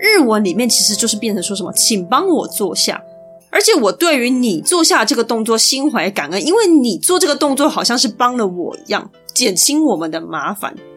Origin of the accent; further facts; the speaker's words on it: Taiwan; 身为台湾人